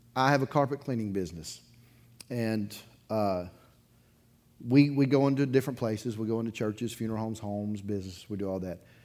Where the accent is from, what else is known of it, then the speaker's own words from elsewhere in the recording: Dauphin Island, Alabama, United States; I grew up on the Gulf Coast. I grew up on Dauphin Island